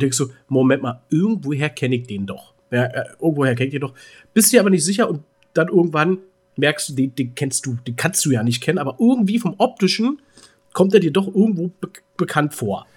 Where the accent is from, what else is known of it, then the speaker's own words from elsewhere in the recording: Berlin, Germany; bei uns in Berlin